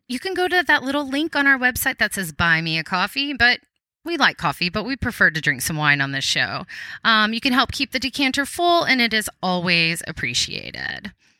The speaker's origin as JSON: {"language": "English", "region": "Texas", "country": "United States", "tie": "born or raised there", "said": "growing up in Texas, I pronounce it. So I'll probably say Salado."}